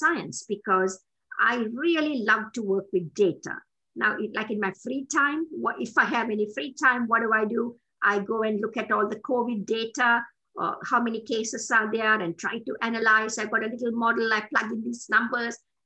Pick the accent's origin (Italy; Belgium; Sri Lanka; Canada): Sri Lanka; moved away as an adult; also born or lived in Bristol, United Kingdom / New Mexico, United States; now in United States; I'm a Tamil from Sri Lanka.